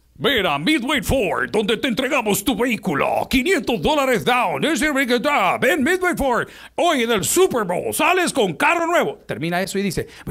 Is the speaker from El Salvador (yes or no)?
yes; El Salvador; mi país, El Salvador